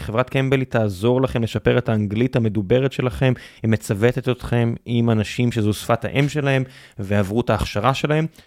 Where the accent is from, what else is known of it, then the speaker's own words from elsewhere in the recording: Beersheba, Southern District, Israel; now in Tel Aviv, Israel; כבאר שבעי